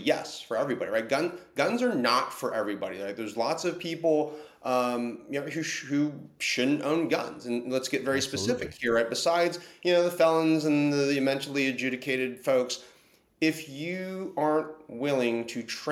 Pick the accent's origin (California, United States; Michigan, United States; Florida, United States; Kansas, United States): California, United States; as a Californian